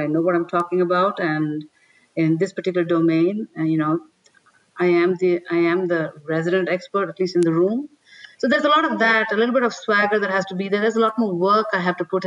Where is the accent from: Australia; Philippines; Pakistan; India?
India; moved away; I'm an Indian, right? I come from India.